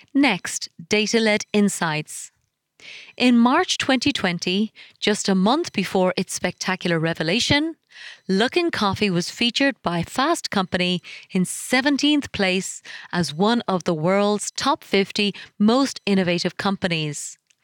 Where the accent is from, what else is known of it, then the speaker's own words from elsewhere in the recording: Ireland; my home country of Ireland